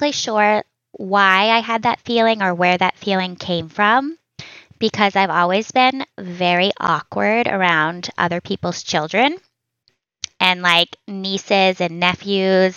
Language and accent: English; just outside of Boston, Massachusetts, United States; moved away as an adult; also born or lived in Virginia / Seattle / Hawaii; now in Vermont, United States; I grew up in Massachusetts, just outside of Boston.